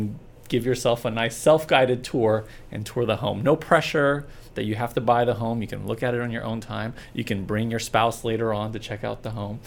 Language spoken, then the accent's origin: English; California, United States; moved away as an adult; also born or lived in Oklahoma / Texas; now in Dallas, United States; I was born in Oklahoma, raised in California, and moved to Texas in 2010